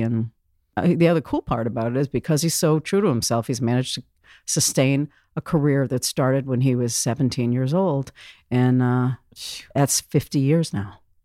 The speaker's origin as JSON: {"language": "English", "town": "Boston", "region": "Massachusetts", "country": "United States", "tie": "born or raised there", "moved": "as an adult", "lives_now": "Vancouver, Washington, United States", "said": "I'd come from Boston, Massachusetts. I love my hometown"}